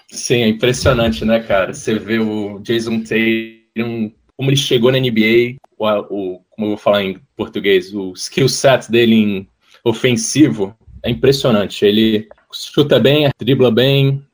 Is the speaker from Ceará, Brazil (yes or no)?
yes; Ceará, Brazil; accent: a little Rio, a little Ceará; moved away as an adult; also born or lived in Rio de Janeiro, Brazil; now in Miami, United States; Sou carioca, mas eu cresci minha vida inteira no Ceará, cara. Então meu sotaque vai um pouquinho pro Rio, um pouquinho pro Ceará.